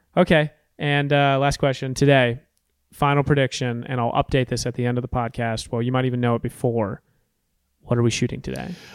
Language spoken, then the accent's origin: English; Storrs, Connecticut, United States; I grew up in Storrs, Connecticut